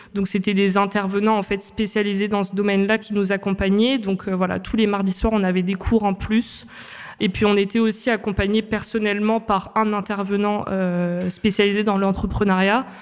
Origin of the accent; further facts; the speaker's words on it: Réunion; moved away as an adult; now in Paris, France; je viens de l'île de la Réunion. Donc je suis arrivée à Paris en 2016 euh, après mon bac général ES que j'ai fait à l'île de la Réunion